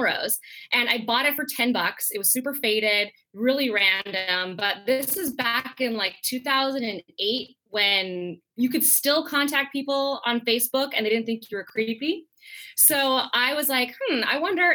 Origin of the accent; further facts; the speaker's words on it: Langley, British Columbia, Canada; also born or lived in Napa Valley, California / Singapore / Philippines; I grew up mostly here in Langley, which is about 45 minutes outside of Vancouver